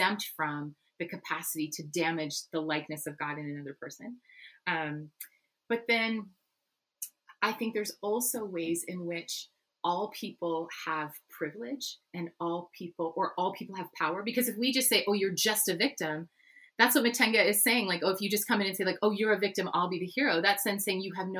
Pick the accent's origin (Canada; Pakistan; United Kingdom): Canada; I'm Dutch Canadian.